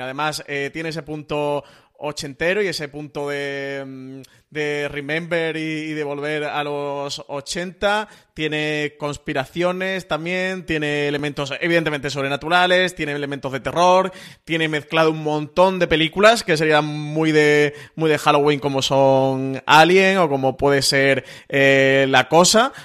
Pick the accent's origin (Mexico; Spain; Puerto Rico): Spain; Andalusia; soy andaluz